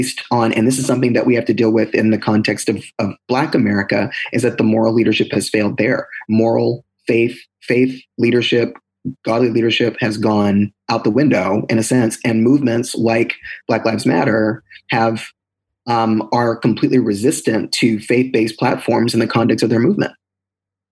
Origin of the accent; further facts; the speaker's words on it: United States; I am an American